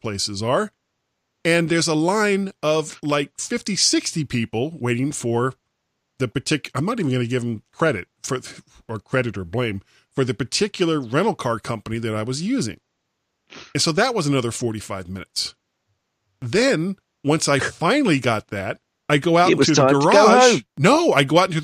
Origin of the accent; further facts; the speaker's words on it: Florida, United States; moved away; I grew up in Florida.